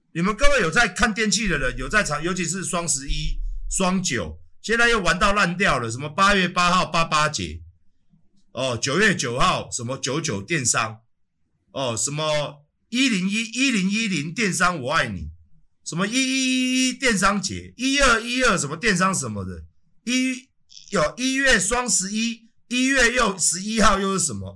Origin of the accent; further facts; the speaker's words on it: Taiwan; 我们台湾人